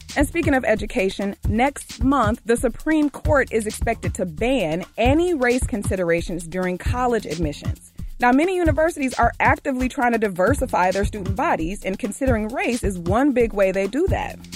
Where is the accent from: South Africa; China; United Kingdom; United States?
United States; Michigan; now in Chicago, United States; I'm from Michigan, so I grew up with that acronym